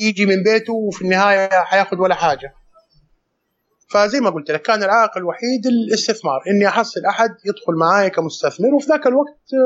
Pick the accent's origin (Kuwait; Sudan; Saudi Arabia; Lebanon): Saudi Arabia; عندنا في السعوديه